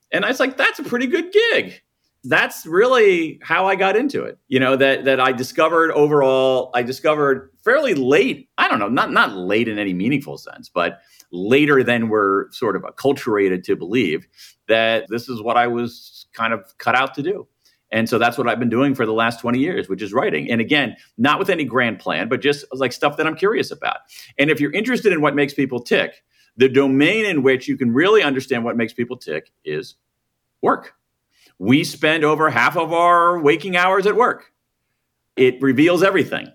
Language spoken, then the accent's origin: English; Columbus, Ohio, United States; moved away as an adult; I grew up in Columbus, Ohio, the American Midwest